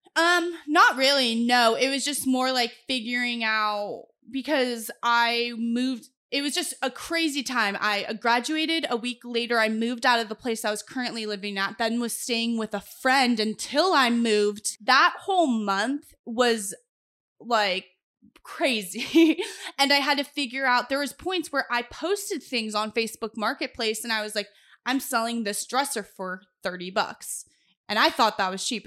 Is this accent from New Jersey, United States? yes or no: no; Los Angeles, California, United States; moved away as an adult; also born or lived in Boise; now in Corpus Christi, United States; I tell them Los Angeles 'cause that's where I'm born and raised